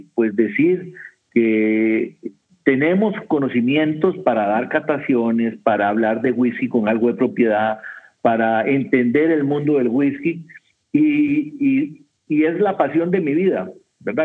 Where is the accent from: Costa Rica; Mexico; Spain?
Costa Rica; soy de Costa Rica